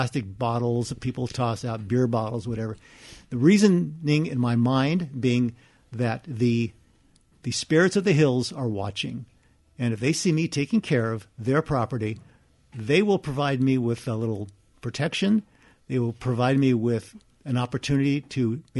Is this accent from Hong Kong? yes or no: no; Hacienda Heights, California, United States; I grew up in Hacienda Heights